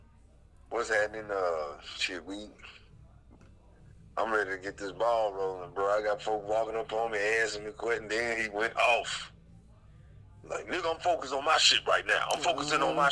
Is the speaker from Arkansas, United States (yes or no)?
yes; Stuttgart, Arkansas, United States; I'm from Stuttgart, Arkansas. I'm from Eastside Rock Island